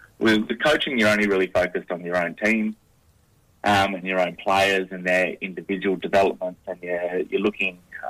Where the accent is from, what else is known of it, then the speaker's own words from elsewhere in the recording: Albany, Western Australia, Australia; moved away as an adult; now in Perth, Australia; I'm actually a country boy, so I'm from Albany